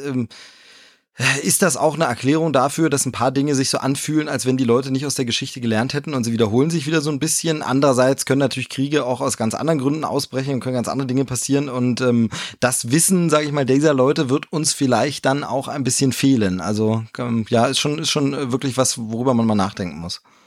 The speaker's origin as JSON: {"language": "German", "region": "Bavaria", "country": "Germany", "said": "bei uns in Bayern"}